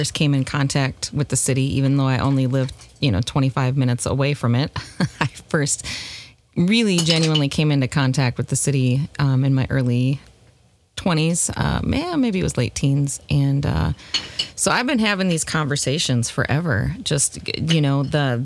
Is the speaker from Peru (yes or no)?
no; Minnesota, United States; I'm Midwestern by birth. I am Minnesotan at that.